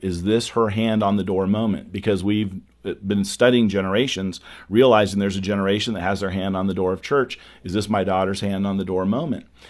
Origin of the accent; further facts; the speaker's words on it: California, United States; now in Dallas, United States; growing up in California, I wasn't in, uh, the Bible Belt